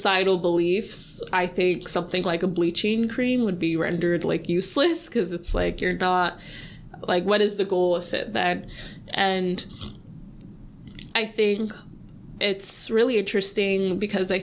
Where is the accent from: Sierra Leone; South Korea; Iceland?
Sierra Leone; I'm from Sierra Leone